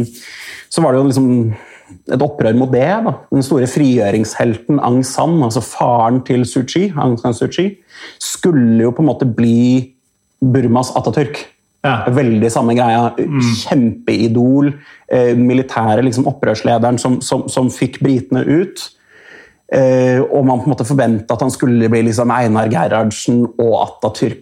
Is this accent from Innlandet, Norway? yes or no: no; Oslo, Norway; jeg vokste opp på Røa, altså, si Oslo vest